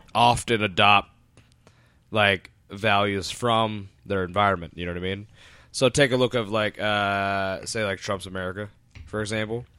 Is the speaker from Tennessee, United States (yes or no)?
no; Woodbridge, Virginia, United States; I grew up in Woodr-, Woodbridge, Virginia